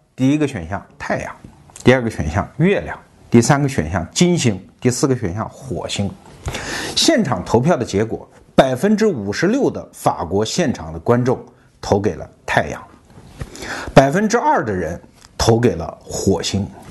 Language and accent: Chinese; China; 我们中国人